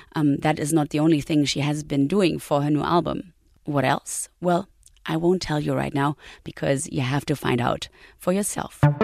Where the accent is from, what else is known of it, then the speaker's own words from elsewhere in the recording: Berlin, Germany; also born or lived in GDR; we left the GDR. We we went in '84 before the wall came down.